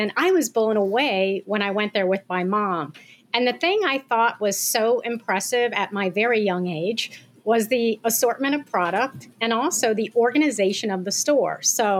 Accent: Japan; also born or lived in Iran / Germany; now in United States; So I actually lived overseas as a young child. So I grew up in Japan, Iran, and Germany.

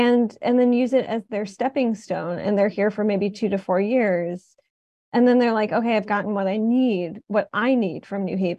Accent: Detroit, Michigan, United States; now in New Haven, United States; as someone who didn't grow up in New Haven, I grew up in Detroit

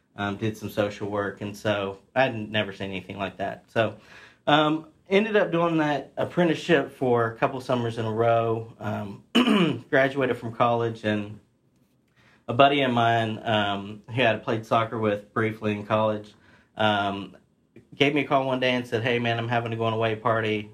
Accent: Ripley, West Virginia, United States; born and raised in uh, Ripley, West Virginia.

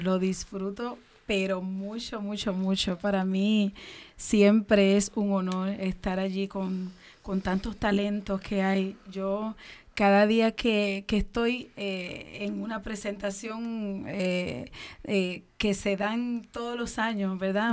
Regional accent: Dominican Republic; now in Puerto Rico; soy dominicana, el cual llegué a Puerto Rico

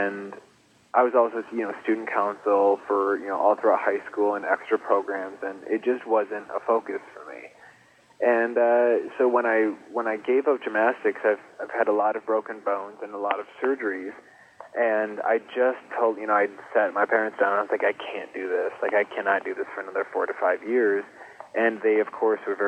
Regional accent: East Grand Rapids, Michigan, United States; I grew up in East Grand Rapids until I was about 10 or 11 years old

